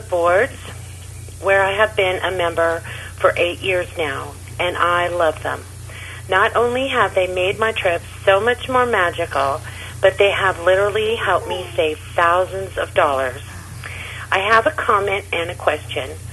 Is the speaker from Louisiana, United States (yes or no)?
no; near Laguna and Huntington, Southern California, United States; now in Parker, Colorado, United States; I grew up in Southern California near Laguna and Huntington